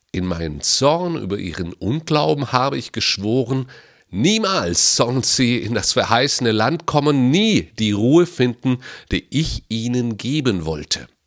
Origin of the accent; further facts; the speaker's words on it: Baden-Württemberg, Germany; Ich bin in Baden-Württemberg groß geworden und da heißt es Schaffe, Schaffe, Häuslebauer.